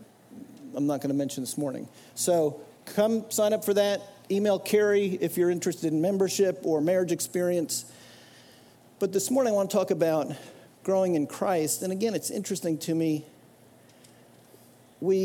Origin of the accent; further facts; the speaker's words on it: New Jersey, United States; I grew up in New Jersey going to this church